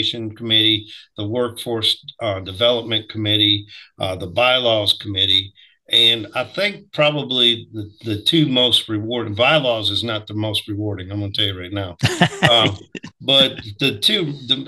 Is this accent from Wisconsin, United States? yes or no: yes; Wisconsin, United States; moved away as an adult; now in Alabama, United States; I grew up in Wisconsin